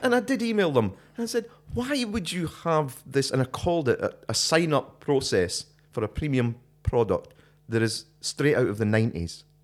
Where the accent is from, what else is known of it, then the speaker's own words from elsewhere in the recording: Scotland, United Kingdom; moved away; my Scottishness